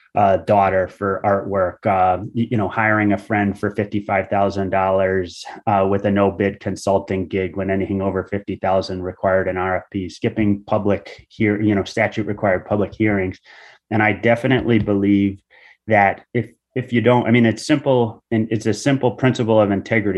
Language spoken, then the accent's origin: English; Groton, Connecticut, United States; I grew up in Noe, p-, which is a part of Groton